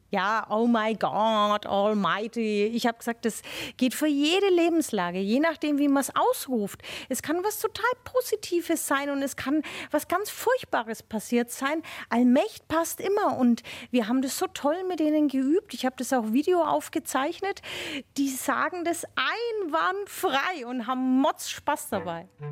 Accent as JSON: {"language": "German", "town": "Nuremberg", "region": "Bavaria", "country": "Germany", "accent": "Franconian (Nuremberg dialect)"}